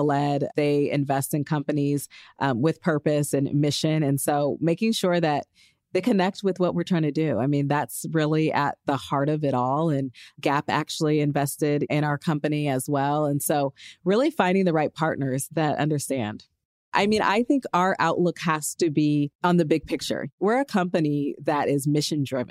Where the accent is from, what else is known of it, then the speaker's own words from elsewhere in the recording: Los Angeles, California, United States; my hometown, Los Angeles.